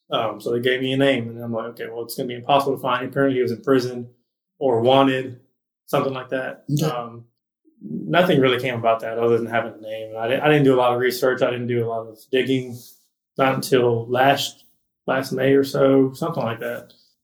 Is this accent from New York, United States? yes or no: no; Corpus Christi, Texas, United States; Corpus Christi, Texas.